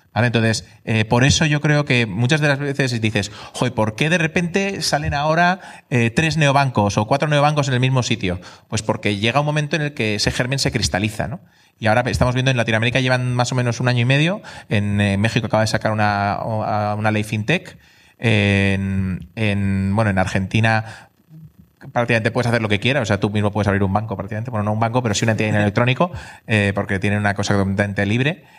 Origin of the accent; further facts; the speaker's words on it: Spain; also born or lived in England; nosotros somos españoles